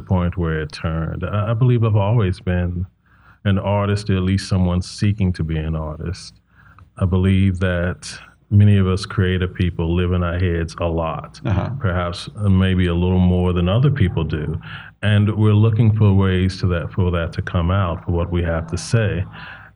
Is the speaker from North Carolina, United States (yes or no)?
yes; Charlotte, North Carolina, United States; now in Sacramento, United States; growing up in the South, especially growing up in, you know, not a wealthy community